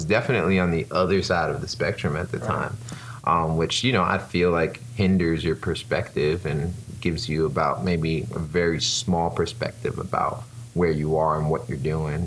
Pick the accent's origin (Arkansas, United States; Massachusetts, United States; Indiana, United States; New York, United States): New York, United States; New York City; accent: New York; moved away as an adult; now in Orlando, United States; I am from Brooklyn, New York. If you can't tell by my accent, sometimes when I say things like coffee, you can hear it